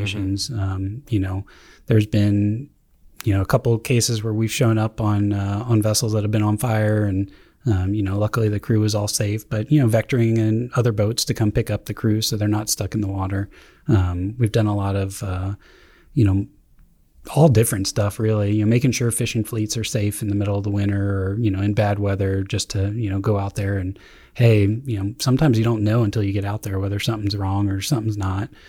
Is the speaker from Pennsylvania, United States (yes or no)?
yes; Glen Mills, Pennsylvania, United States; moved away as an adult; also born or lived in Hawaii; I'm originally from, uh, Glen Mills, Pennsylvania.